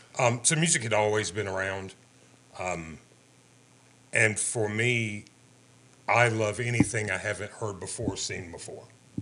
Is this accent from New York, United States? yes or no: no; Central North Carolina, United States; I grew up in Central North Carolina, man. It was a town that was half black and half white. One square mile, one stoplight.